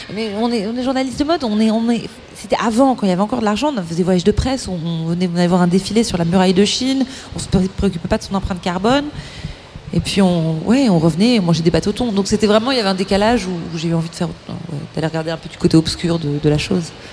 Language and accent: French; Malakoff, Île-de-France, France; on a grandi à Malakoff